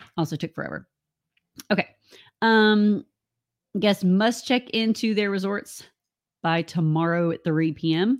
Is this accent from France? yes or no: no; United States; moved away; also born or lived in Central Florida; we're from Alabama and Georgia, where tornadoes come